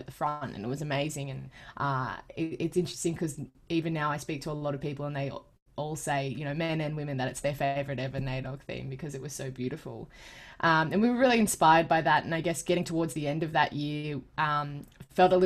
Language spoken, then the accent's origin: English; Sydney, New South Wales, Australia; I am a proud Gamilaroi Dungari girl who was born and raised in the Sutherland Shire on Darawal country south of Sydney